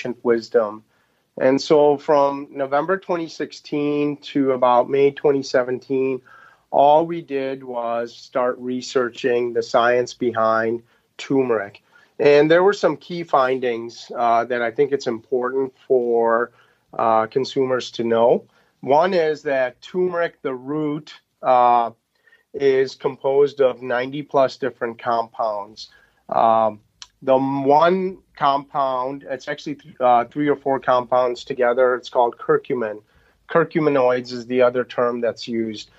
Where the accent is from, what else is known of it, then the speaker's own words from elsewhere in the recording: Pakistan; moved away; we're originally from Pakistan.